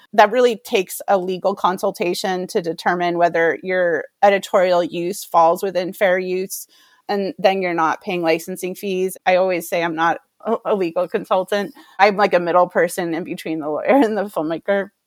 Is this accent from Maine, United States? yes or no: yes; Maine, United States; I grew up in Maine, and I was working in Portland, Maine, in television production